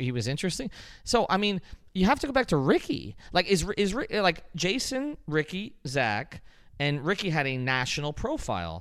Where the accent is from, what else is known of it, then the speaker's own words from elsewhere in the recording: Miami, Florida, United States; I was from Miami.